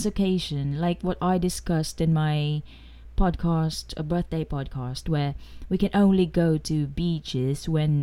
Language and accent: English; Manila, Metro Manila, Philippines; I grew up in Manila, in the city